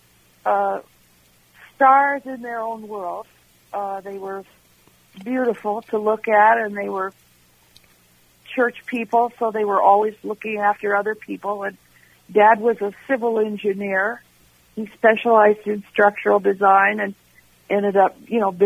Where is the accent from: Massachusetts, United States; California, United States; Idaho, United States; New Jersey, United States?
Idaho, United States; Caldwell; also born or lived in Portland, Oregon; was Caldwell, Idaho, by my fourth grade through senior high school